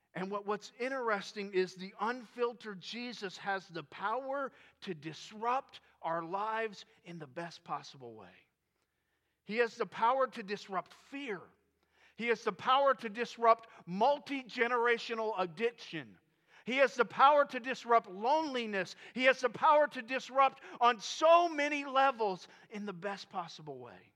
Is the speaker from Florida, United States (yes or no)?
yes; Florida, United States; moved away as an adult; I grew up in Florida